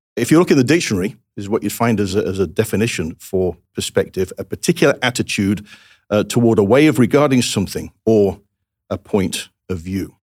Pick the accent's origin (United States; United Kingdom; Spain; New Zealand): United Kingdom; England; moved away; as an Englishman